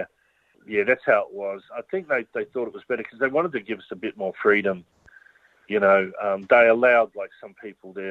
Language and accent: English; Australia; being someone growing up in Australia